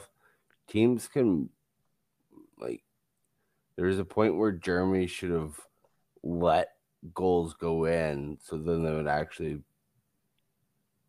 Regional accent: Canada; being Canadian myself

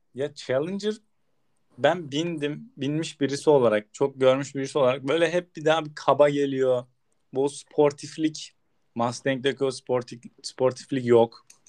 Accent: Turkey; biz Türk'üz

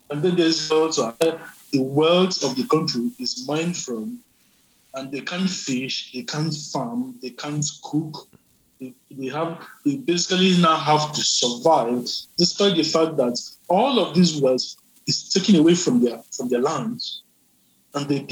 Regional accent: Zaria, Kaduna State, Nigeria; was born in Zaria. And grew up in the north

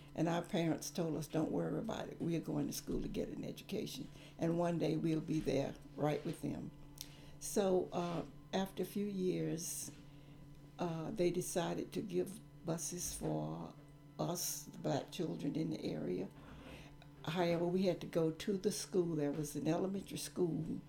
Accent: Gaffney, South Carolina, United States; I grew up in Gaffney, South Carolina

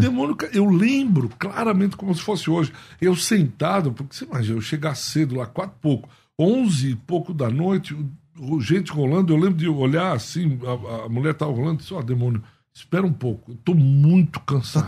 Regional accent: Paulista, São Paulo, Brazil; eu como paulista

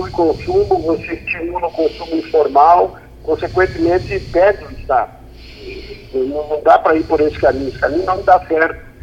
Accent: Rio Grande do Sul, Brazil; eu sou do Rio Grande do Sul.

